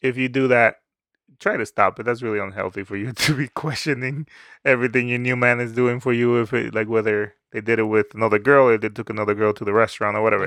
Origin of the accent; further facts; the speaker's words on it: Dominican Republic; moved away; I grew up in the Dominican Republic